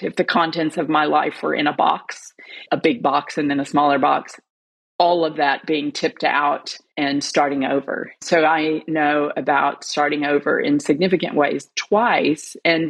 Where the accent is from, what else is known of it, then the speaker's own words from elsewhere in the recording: United States; moved away as an adult; now in Melbourne, Australia; By my voice, you can tell that I'm not Australian, but I am. I'm an American who married an Australian who has become an Australian citizen living in Melbourne.